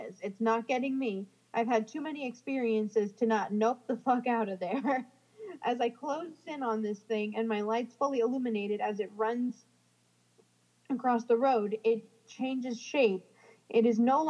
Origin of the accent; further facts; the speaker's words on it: New Jersey, United States; moved away; I'm from New Jersey and I, you know, we don't have javelinas